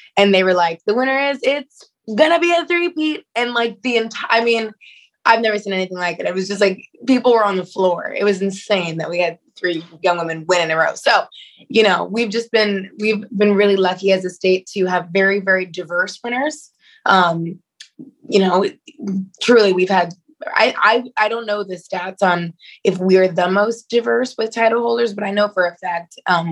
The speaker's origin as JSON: {"language": "English", "town": "Seattle", "region": "Washington", "country": "United States", "moved": "as an adult", "lives_now": "New York, United States", "said": "I'm originally from Seattle, Washington."}